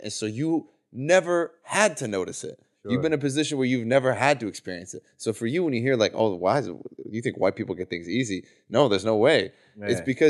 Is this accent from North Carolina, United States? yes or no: no; Ohio, United States; me growing up in Ohio